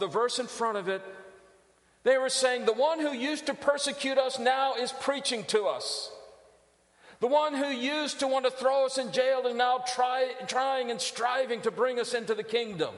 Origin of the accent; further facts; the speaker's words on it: San Diego, California, United States; moved away; I grew up in First Baptist Church of San Diego, California. Spent about 6 years there